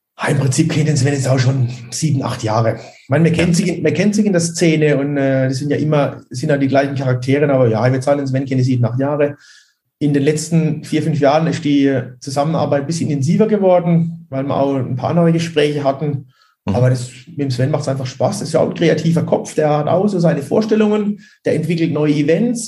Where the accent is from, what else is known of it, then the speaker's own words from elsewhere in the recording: region near Bruchsal, Baden-Württemberg, Germany; ich komme ja aus der Region bei Bruchsal, da wohne ich ja auch